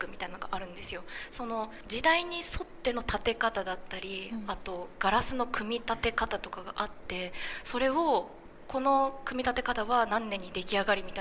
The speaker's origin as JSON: {"language": "Japanese", "region": "Fukuoka", "country": "Japan", "tie": "born or raised there", "moved": "yes", "said": "もともと私福岡出身で劇団にいたんですね"}